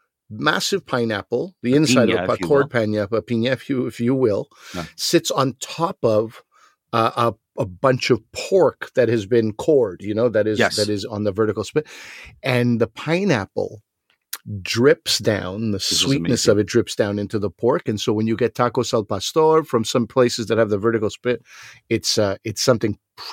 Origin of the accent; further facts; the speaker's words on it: Montreal, Quebec, Canada; growing up in Montreal, lots of Greeks, lots of gyros.